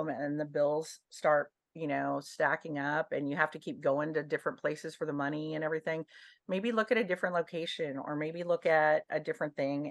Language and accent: English; Dallas, Texas, United States; now in New Braunfels, United States; I'm from Dallas